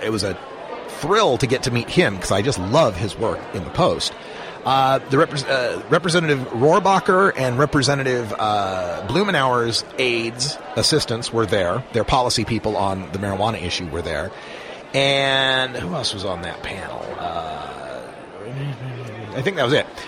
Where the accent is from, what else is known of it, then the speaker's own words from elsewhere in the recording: Idaho, United States; now in Oregon, United States; my home state of Idaho, where I was originally born